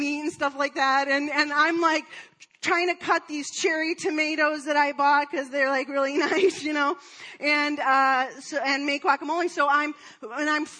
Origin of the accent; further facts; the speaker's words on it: Detroit, Michigan, United States; I'm from Detroit